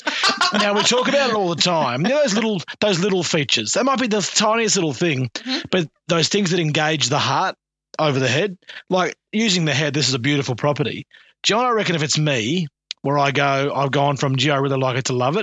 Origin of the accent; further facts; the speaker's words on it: Buderim, Queensland, Australia; I grew up in Buderim